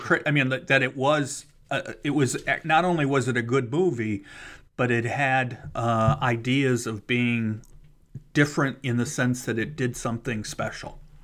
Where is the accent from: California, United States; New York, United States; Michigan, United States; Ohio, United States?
Ohio, United States; Cleveland; moved away; I'm actually from Cleveland, so I was living in Cleveland still at the time